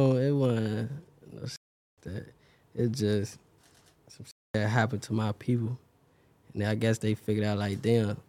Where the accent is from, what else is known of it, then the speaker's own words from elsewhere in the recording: Chicago, Illinois, United States; I was born in Woodline. That's part of Old Block